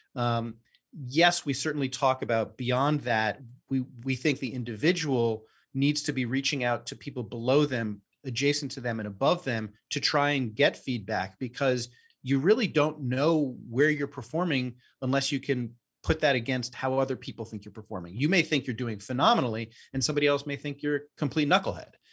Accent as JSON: {"language": "English", "town": "New York City", "region": "New York", "country": "United States", "tie": "born or raised there", "said": "we both grew up here in, in New York City and have known each other since third grade"}